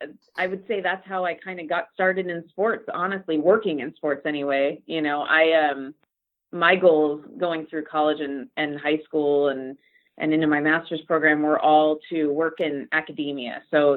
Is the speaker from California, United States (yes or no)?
yes; Laguna Niguel, California, United States; also born or lived in Los Angeles; I'm actually from South Orange County originally, Laguna Niguel. So born and raised in Southern California.